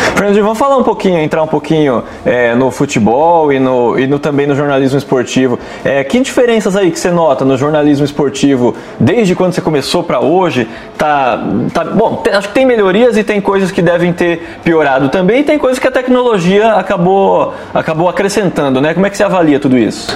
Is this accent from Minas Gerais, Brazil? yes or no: no; interior of São Paulo, Brazil; moved away as an adult; now in Londrina, Brazil; eu sou do interior de São Paulo, vim para cá faz 12